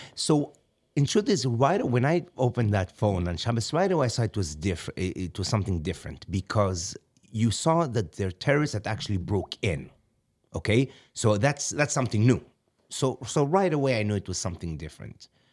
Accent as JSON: {"language": "English", "town": "Kfar Chabad", "region": "Central District", "country": "Israel", "tie": "born or raised there", "moved": "yes", "said": "I grew up myself in Kfar Khabad, which is in the center, so I have family there."}